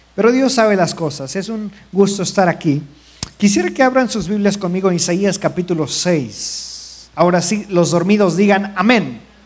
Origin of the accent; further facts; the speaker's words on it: Mexico; moved away as an adult; also born or lived in India; nosotros como mexicanos